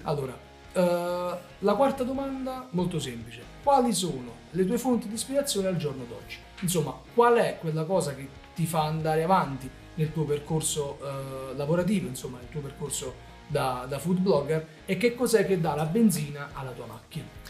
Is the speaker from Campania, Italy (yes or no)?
yes; Naples, Campania, Italy; noi siamo napoletani